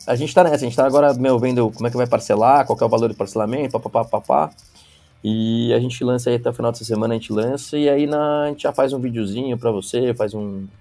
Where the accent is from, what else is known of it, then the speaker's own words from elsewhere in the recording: Brazil; como brasileiro